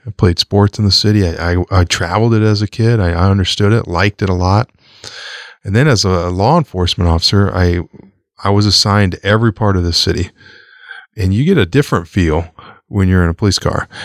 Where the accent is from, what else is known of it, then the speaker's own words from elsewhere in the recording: Omaha, Nebraska, United States; I grew up in Omaha